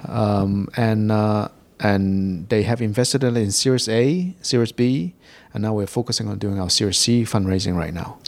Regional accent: England, United Kingdom; moved away as an adult; now in Hong Kong; I grew up in Hong Kong. And, um, I left Hong Kong for England when I was very young. I did all my schooling over in, uh, in the U K

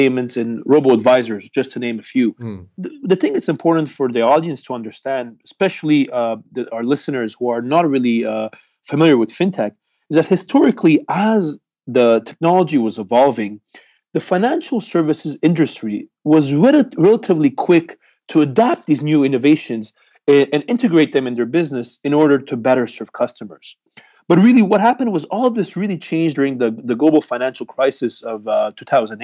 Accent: Montreal, Quebec, Canada; moved away as an adult; also born or lived in Beijing, China; now in Hong Kong; I'm actually from Montreal, Canada, so the French-speaking part of Canada.

